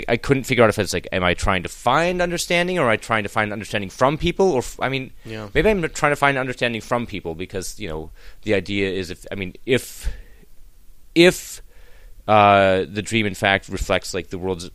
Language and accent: English; Wisconsin, United States; I'm just a kid from Wisconsin, a bald kid from Wisconsin, a bald 43-year-old kid from Wisconsin